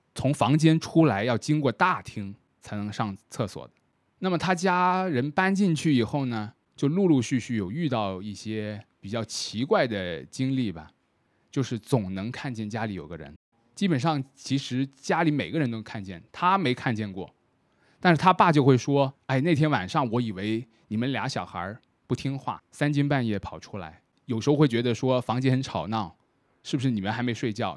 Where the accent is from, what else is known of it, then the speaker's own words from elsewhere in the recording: Shenzhen, Guangdong, China; 以我作为一个深圳人来说